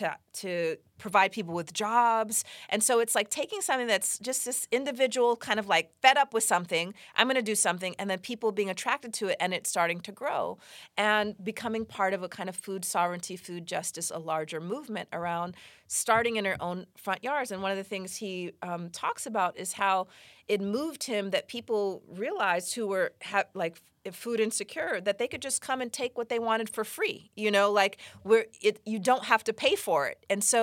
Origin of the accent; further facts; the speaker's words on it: Los Angeles, California, United States; So, you know, I grew up partly here in Los Angeles